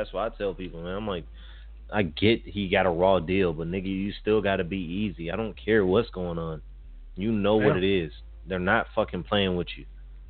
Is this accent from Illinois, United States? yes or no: yes; Chicago, Illinois, United States; now in Minneapolis, United States; I come from Chicago, whatever, and then I've stayed in Minneapolis